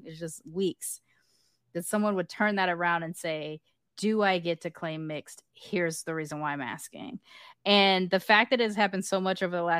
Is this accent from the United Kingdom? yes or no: yes; United Kingdom; I view it like almost like the first time it happened to me, because I am British, I had this image of like knighting a person, like I dub you a mix